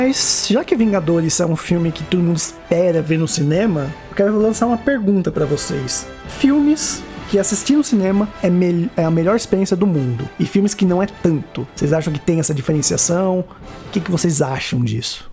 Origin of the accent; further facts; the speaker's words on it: São Caetano do Sul, São Paulo, Brazil; São Caetano, né? Minha cidade natal